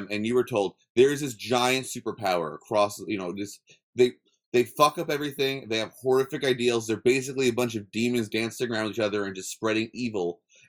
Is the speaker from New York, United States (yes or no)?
yes; New York, United States; I'm a New Yorker.